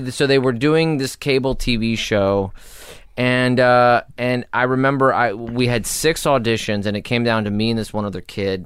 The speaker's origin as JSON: {"language": "English", "town": "Los Angeles", "region": "California", "country": "United States", "tie": "born or raised there", "said": "I was born in Hollywood, raised in North Hollywood"}